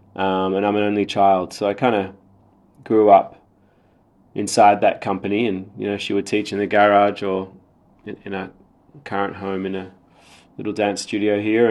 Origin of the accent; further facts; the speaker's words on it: Sydney, New South Wales, Australia; also born or lived in Sri Lanka; I was born in Sri Lanka, but I've been in Sydney since I was three, so very much grew up in Australia